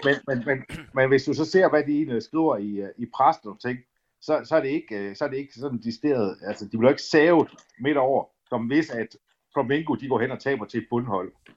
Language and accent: Danish; Aalborg, North Denmark Region, Denmark; also born or lived in Ceará, Brazil; jeg er fra Aalborg, født og opvokset i Aalborg